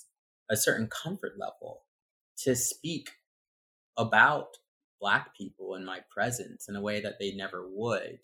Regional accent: Nashville, Tennessee, United States; also born or lived in New Haven, Connecticut / Baltimore, Maryland; now in New York City, United States; I was born in New Haven, Connecticut, and then we moved to Baltimore, and I stayed there until I was 8. Eventually, we moved to Nashville, and that was a culture shock and a half. That was an interesting environment

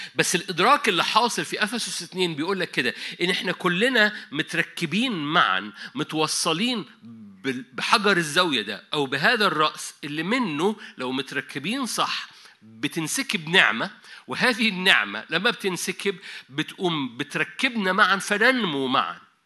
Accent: Egypt; عندنا في مصر

